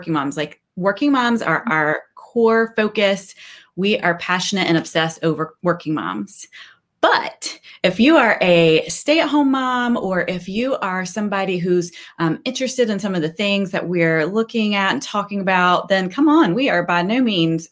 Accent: North Carolina, United States; I grew up in North Carolina and went to school at NC State.

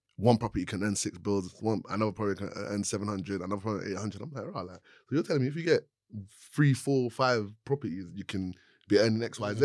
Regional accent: London, United Kingdom; I grew up in Southeast London

